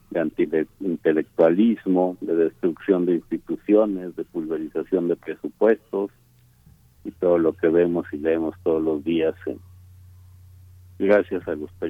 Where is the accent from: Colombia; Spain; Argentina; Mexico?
Mexico; Eh bueno, yo como muchísimos mexicanos, tú incluido, pues formamos parte de una conjugación de generaciones